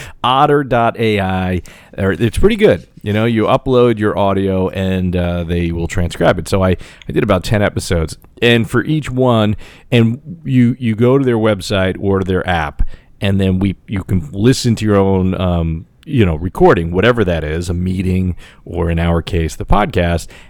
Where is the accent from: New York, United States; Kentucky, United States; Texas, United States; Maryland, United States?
New York, United States; New York City; moved away; I grew up on Staten Island. I was there visiting my parents last week